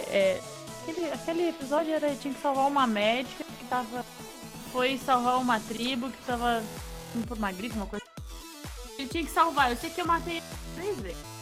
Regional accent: Santa Catarina, Brazil; eu sou de Santa Catarina

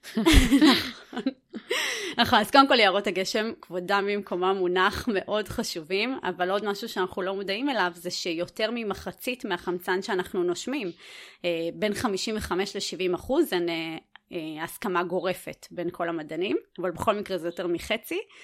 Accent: Netanya, Central District, Israel; הייתי ילדה עירונית, אני עדיין גרה, גדלתי גם בנתניה

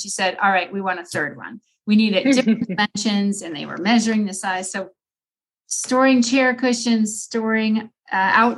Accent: Iowa, United States; now in Longmont, United States; I grew up in Iowa

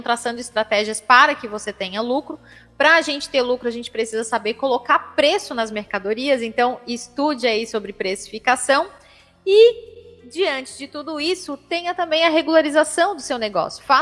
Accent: São Paulo, Brazil; Eu não, eu sou de São Paulo

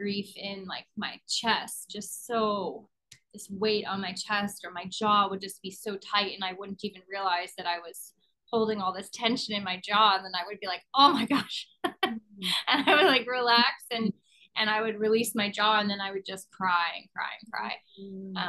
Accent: Pittsburgh, Pennsylvania, United States; now in Los Angeles, United States; I grew up in Pittsburgh, so that's where my grandmother was.

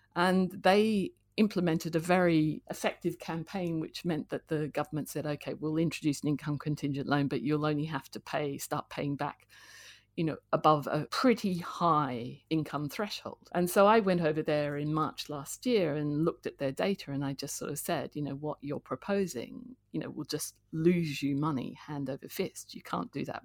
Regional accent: Canberra, Australian Capital Territory, Australia; moved away as an adult; also born or lived in Sydney / London; now in United Kingdom; I was born in Sydney and, uh, grew up in Canberra

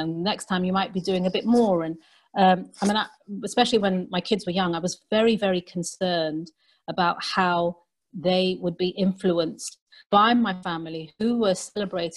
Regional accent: London, United Kingdom; moved away as an adult; now in Manchester, United Kingdom; I'm from London.

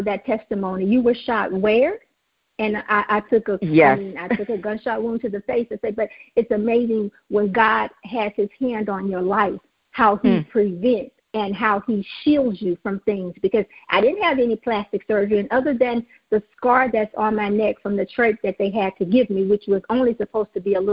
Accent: Greenville, Mississippi, United States; accent: southern; moved away as an adult; now in Houston, United States; I grew up in a little small town in Greenville, Mississippi

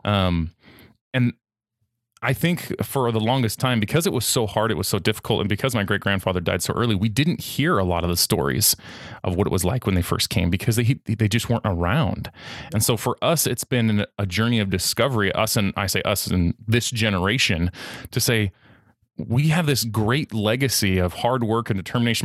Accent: United States; As an American who speaks a second language

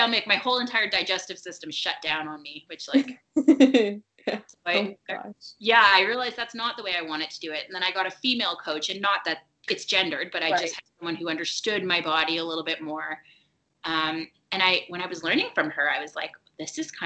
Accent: Toronto, Ontario, Canada; my hometown of Toronto

